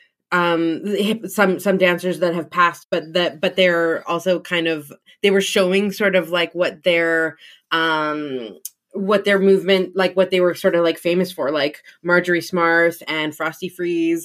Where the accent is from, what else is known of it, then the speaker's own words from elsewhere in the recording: Edmonton, Alberta, Canada; as a young white kid growing up in Edmonton